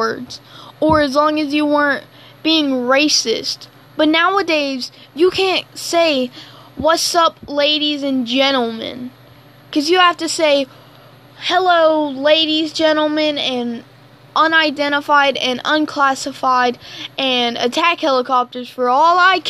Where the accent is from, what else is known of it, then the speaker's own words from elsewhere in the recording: Alabama, United States; I'm from Alabama, so I'm a country kid.